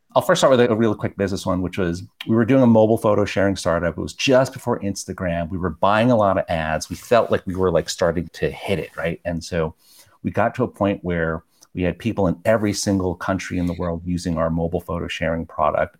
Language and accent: English; New York, United States; Like we're both immigrants. We grew up in New York and Flushing